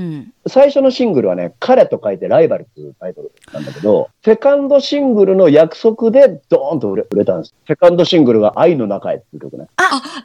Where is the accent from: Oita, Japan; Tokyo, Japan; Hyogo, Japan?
Oita, Japan; Beppu; moved away; also born or lived in Kanto; さっき言ったその夜明けのランナーを別府で見てたわけじゃん、当時は。まだ中学生だったから。本当俺、初めて関東に来て